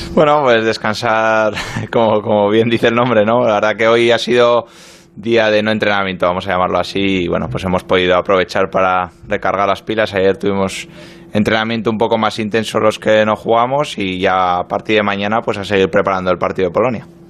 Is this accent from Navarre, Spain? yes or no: yes; Pamplona, Navarre, Spain; moved away as an adult; also born or lived in Marseille, France; now in London, United Kingdom; me fui muy joven de Pamplona, me fui con 20 años de Osasuna, viví, dos años en Francia, en Marsella y bueno, pues ya llevo nueve en, en Londres